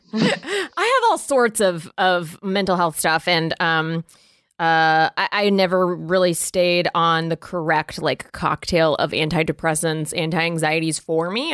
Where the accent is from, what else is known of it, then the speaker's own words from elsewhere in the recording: the border of Florida and Georgia, the South, United States; I was raised in the South